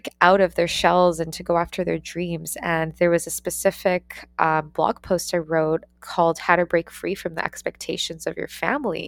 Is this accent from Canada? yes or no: yes; Ontario, Canada; moved away as an adult; also born or lived in Australia; I took the leap to leave my hometown, to leave Canada, and to move across the world to go to Australia and to study